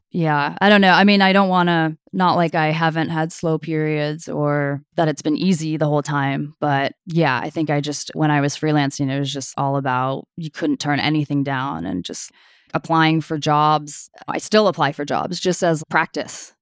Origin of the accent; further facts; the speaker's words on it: Sunnyvale, California, United States; also born or lived in Toronto, Canada; I grew up in Sunnyvale. I was born in Toronto, Canada, but I grew up in the South Bay in Sunnyvale